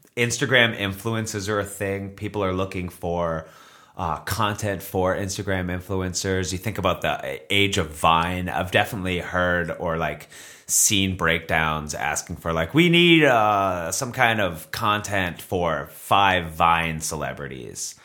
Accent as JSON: {"language": "English", "town": "Beverly", "region": "Massachusetts", "country": "United States", "tie": "born or raised there", "also_born_or_lived": "Revere, Massachusetts", "moved": "as an adult", "lives_now": "Los Angeles, United States", "said": "I was born in Beverly, Massachusetts."}